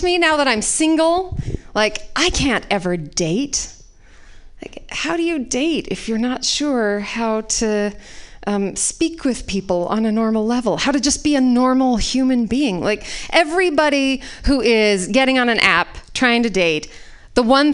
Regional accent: Utah, United States; moved away; I was raised in Utah

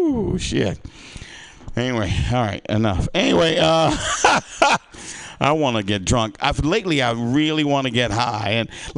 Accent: the South, United States; moved away; I grew up in the South

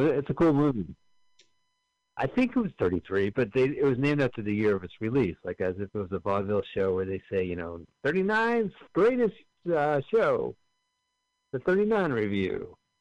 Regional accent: Montclair, New Jersey, United States; We're from Montclair, New Jersey, both of us

